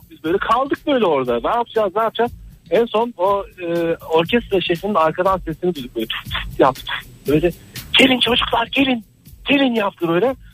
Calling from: Ankara, Turkey; Ankara'dan arıyorum.

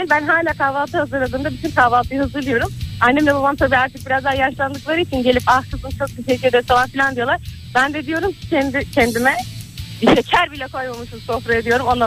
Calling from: Istanbul, Turkey; ben İstanbul'dan.

